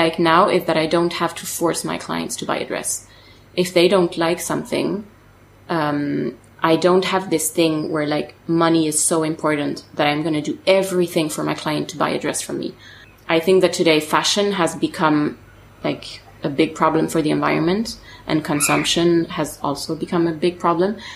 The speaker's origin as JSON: {"language": "English", "area": "suburbs of Paris", "region": "Île-de-France", "country": "France", "tie": "born or raised there", "second_language": "English", "said": "I grew up actually in the suburbs of Paris"}